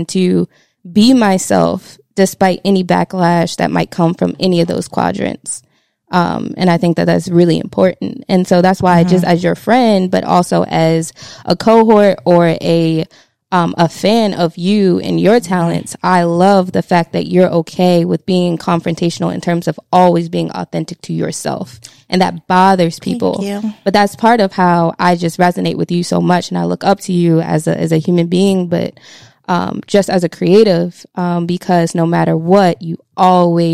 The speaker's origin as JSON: {"language": "English", "town": "Baltimore", "region": "Maryland", "country": "United States", "said": "I'm from Baltimore"}